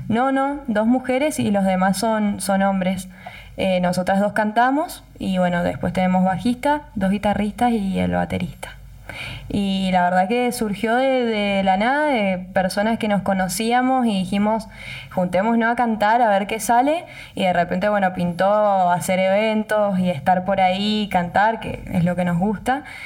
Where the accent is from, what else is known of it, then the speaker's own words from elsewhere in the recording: Tupungato, Mendoza, Argentina; yo nací en Tupungato, toda mi familia es de Tupungato, hice la primaria, la secundaria, tengo todos mis amigos en Tupungato